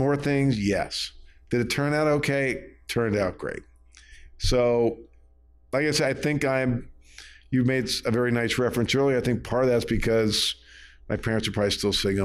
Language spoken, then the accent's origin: English; Bel Air, Maryland, United States; moved away; also born or lived in Baltimore; I grew up in Maryland, a little town called Bel Air.